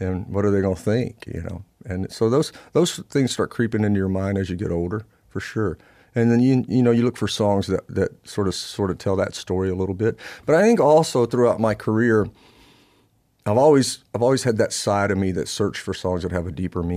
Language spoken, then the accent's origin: English; Louisiana, United States; I'm from Louisiana